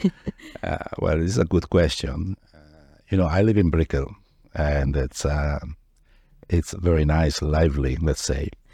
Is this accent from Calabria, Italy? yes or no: no; Padua, Veneto, Italy; moved away as an adult; now in Miami, United States; Originally, I'm from Padova, which is a city in north of Italy, near Venice.